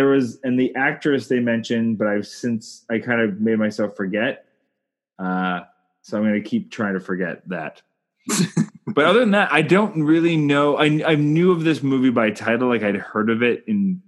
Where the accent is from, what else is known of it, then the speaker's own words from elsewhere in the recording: Canada; I'm Canadian filmmaker